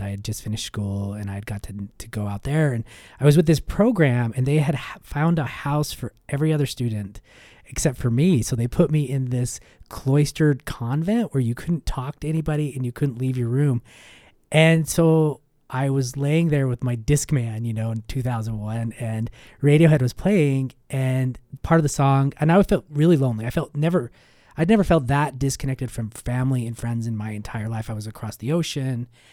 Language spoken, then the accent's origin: English; Ogden, Utah, United States; growing up in Utah, growing up in the West